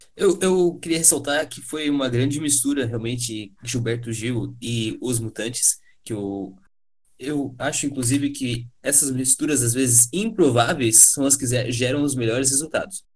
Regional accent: Brazil; enquanto brasileiros que ouvem música

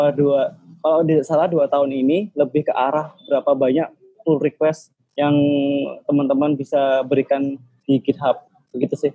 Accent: Surabaya, East Java, Indonesia; Aku asli Surabaya.

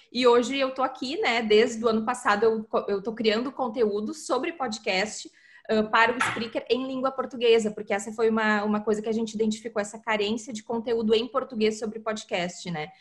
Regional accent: Porto Alegre, Rio Grande do Sul, Brazil; eu sou de Porto Alegre

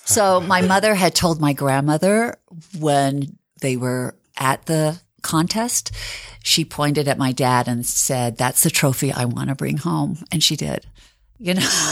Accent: Bountiful, Utah, United States; I grew up in Bountiful, Utah, and, um, my father's parents came from Lebanon to Bountiful

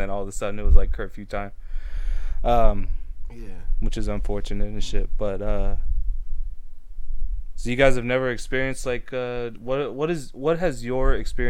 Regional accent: Indio, California, United States; So I'm from Indio, right?

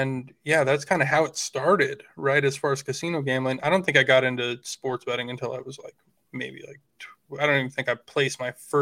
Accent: Washington, United States; I grew up in Washington State

